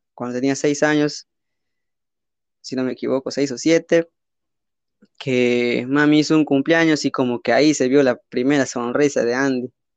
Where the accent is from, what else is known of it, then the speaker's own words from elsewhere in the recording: Peru; soy de Perú